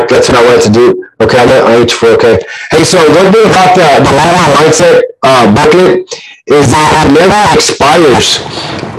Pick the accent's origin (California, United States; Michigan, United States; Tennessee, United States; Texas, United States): Texas, United States; Corpus Christi; also born or lived in Bay City, Texas; my mom decided to move us to a better city. And then that was Corpus Christi